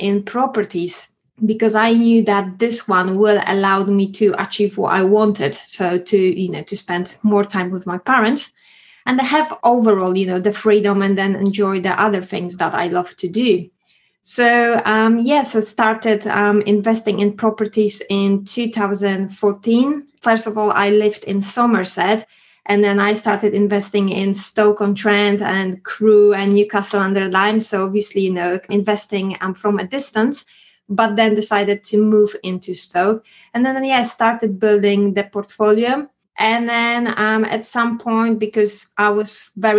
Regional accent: Poland; English is a second language; moved away as an adult; now in United Kingdom; you could hear my accent. So originally, I came from Poland in 2006

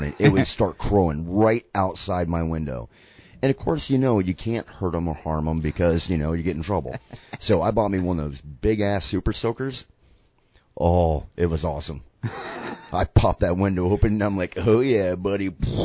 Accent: Florida, United States; Florida's my hometown, born and raised, multiple generations of my family from here

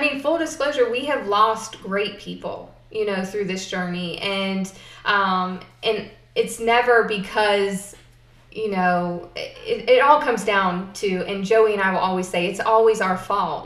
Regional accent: South Boston, Virginia, United States; also born or lived in Florida; I was born in Florida and moved to Halifax County when I was seven. So I'm pretty much from here

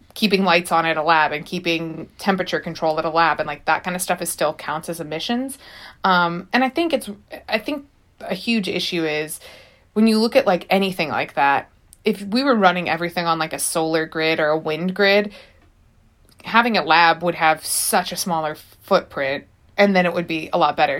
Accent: St. Louis, Missouri, United States; now in Los Angeles, United States; I'm from Saint Louis.

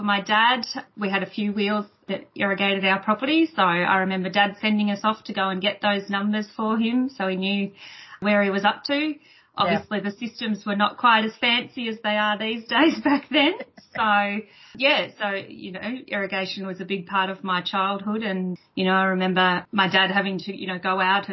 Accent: Tatura, Victoria, Australia; I grew up on a dairy farm just in the Goulburn Valley here, just out of Tatura

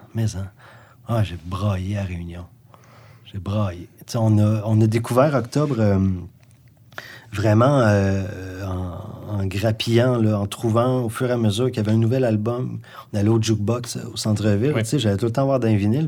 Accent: Sherbrooke, Quebec, Canada; also born or lived in Gaspésie, Quebec; je suis né en Gaspésie, moi. Parti en, 1987, j'avais 10 ans. Mon père euh, travaillait déjà à Sherbrooke depuis

